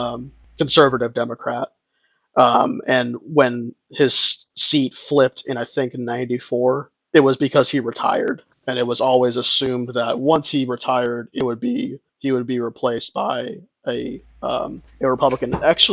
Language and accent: English; near Orlando, Central Florida, United States; So I grew up in Central Florida, closer to Orlando.